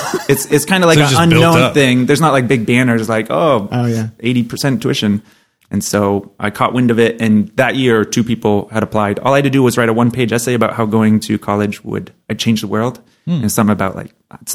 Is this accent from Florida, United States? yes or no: no; New Hampshire, United States; I'm from New Hampshire.